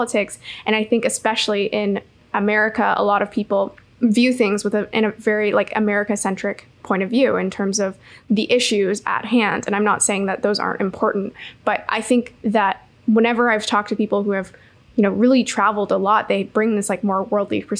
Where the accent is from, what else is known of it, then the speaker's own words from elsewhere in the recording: Canada; I grew up camping in Canada